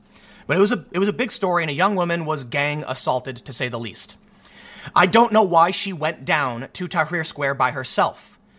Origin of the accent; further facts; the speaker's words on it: Chicago, Illinois, United States; for me growing up on the South Side of Chicago, I felt I was kind of redundant.